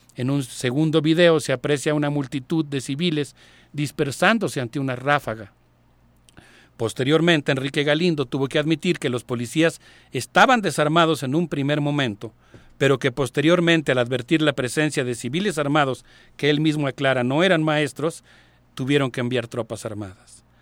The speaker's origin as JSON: {"language": "Spanish", "country": "Mexico", "said": "como universitarios y como ciudadanos mexicanos"}